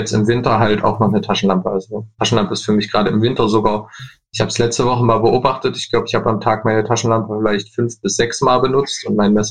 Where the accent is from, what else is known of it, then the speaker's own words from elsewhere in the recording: Leipzig, Saxony, Germany; ich komme aus Leipzig